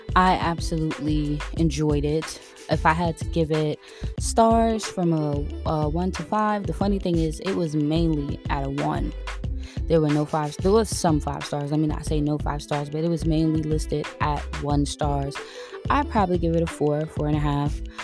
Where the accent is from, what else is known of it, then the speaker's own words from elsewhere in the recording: New York City, New York, United States; moved away as an adult; also born or lived in Queens, New York; now in Georgia, United States; I am from Brooklyn, New York, born and raised, but I moved out here from Queens, New York